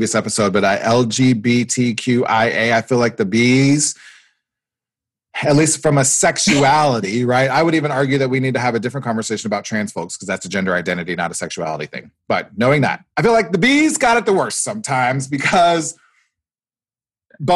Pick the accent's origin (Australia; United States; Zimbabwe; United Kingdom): United States; Nebraska; moved away as an adult; also born or lived in Iowa; I grew up in Nebraska. I did my undergrad in Iowa